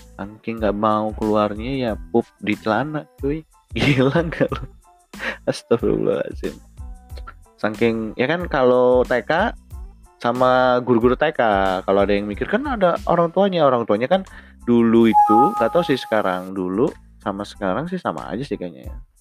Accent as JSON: {"language": "Indonesian", "town": "Bandar Lampung", "region": "Lampung", "country": "Indonesia", "tie": "born or raised there", "said": "Gua lahir dari kecil di Bandar Lampung"}